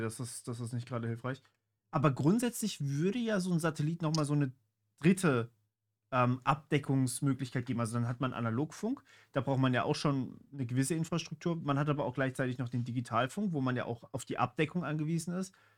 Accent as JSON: {"language": "German", "region": "Baden-Württemberg", "country": "Germany", "tie": "born or raised there", "said": "ich bin in Baden-Württemberg aufgewachsen"}